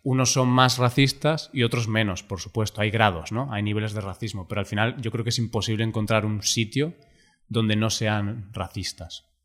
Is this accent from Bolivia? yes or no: no; Spain; no soy francés, soy español